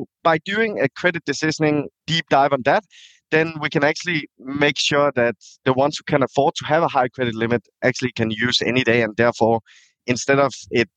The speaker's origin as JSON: {"language": "English", "country": "Denmark", "tie": "born or raised there", "also_born_or_lived": "Thailand", "moved": "as an adult", "said": "Born and raised in Denmark, moved back to Thailand in 2009, where I lived for 10 years, and then I moved back to Denmark again."}